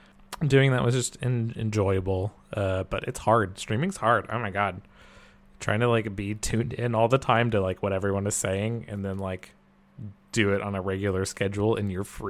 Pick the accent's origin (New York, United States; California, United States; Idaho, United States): Idaho, United States; I'm from Idaho